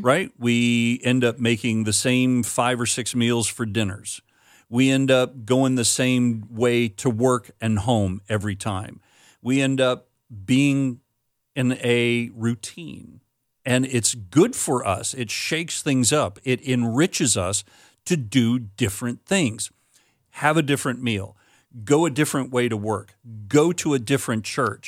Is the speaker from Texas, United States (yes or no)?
no; Florida, United States; moved away as an adult; also born or lived in Wisconsin; we're growing up in Florida